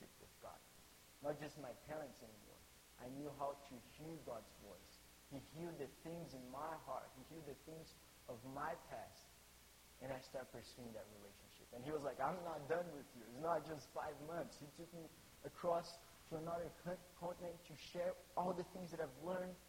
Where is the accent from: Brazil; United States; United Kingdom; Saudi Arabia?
Brazil; English is a second language; moved away as an adult; I came from Brazil, grew up, was born in Brazil, grew up in a Christian family